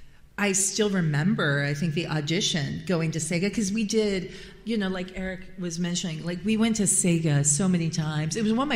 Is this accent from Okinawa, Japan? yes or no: no; Tokyo, Japan; for me, I grew up in Tokyo, right? So Tokyo was kind of all that I ever knew. I went to international school.